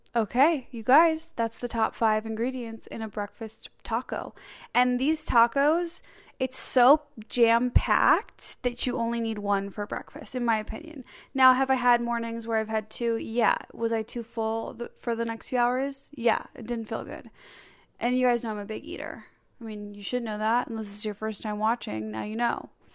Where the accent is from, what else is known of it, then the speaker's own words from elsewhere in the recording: Chicago, Illinois, United States; I'm from Chicago